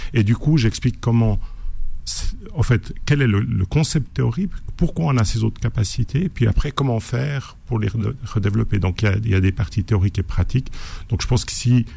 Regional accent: Switzerland; je suis suisse

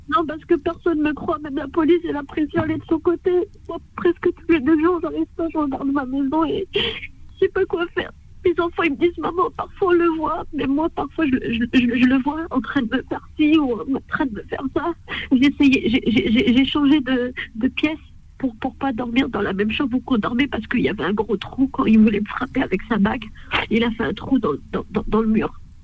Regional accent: Hauts-de-France, France; je suis née en France

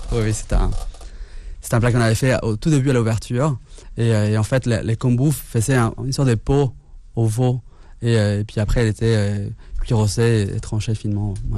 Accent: Mexico City, Mexico; also born or lived in Italy / India / Spain; now in France; la Condessa, c'est le quartier où j'ai grandi à Mexico

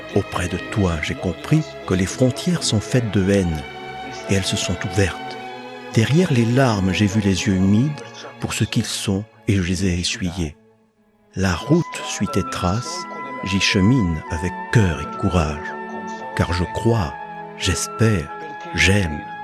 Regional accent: Forte dei Marmi, Tuscany, Italy; Je suis né et j'ai grandi en Toscane, à Forte dei Marmi

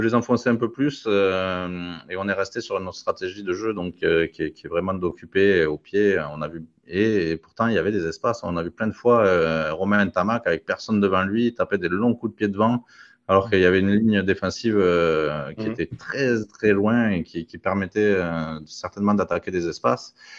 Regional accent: France; on est français

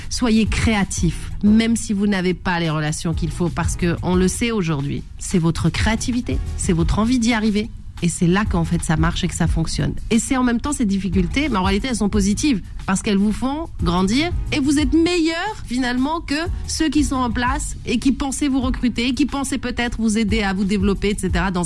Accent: France; Aujourd'hui, on vit en France. On est français on a des enfants

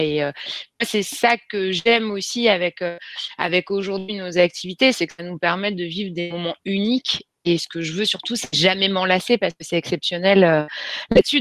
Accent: Creil, Hauts-de-France, France; je viens de Creil dans l'Oise

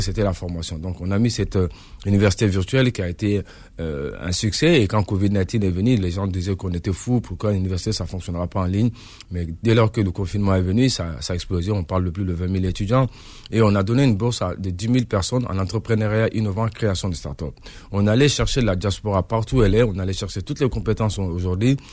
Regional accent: Montreuil, Île-de-France, France; moved away as an adult; now in Mali; je suis de Montreuil, je grandis, sur la diaspora malienne de France

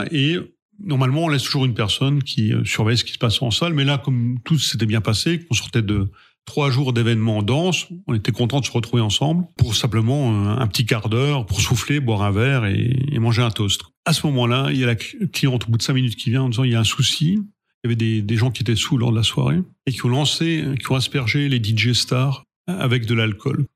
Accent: Sainte-Marie-aux-Mines, Grand Est, France; moved away; also born or lived in Lyon; je viens de la vallée de Sainte-Marie-aux-Mines

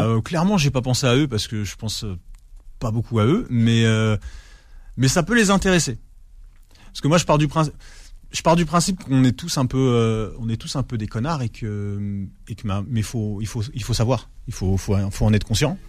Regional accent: Ivry-sur-Seine, Île-de-France, France; also born or lived in Alfortville; j'ai grandi en fait, euh, j'ai grandi à Ivry

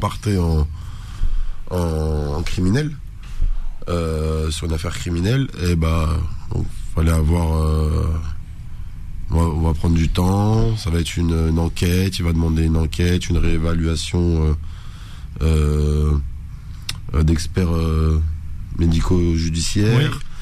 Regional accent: France; d'origine algérienne, mais je suis né en France, j'étudie en France

